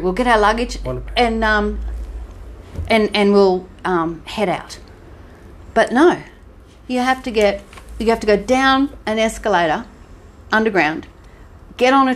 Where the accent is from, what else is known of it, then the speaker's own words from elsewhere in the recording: Sunshine Coast, Queensland, Australia; we're from Sunshine Coast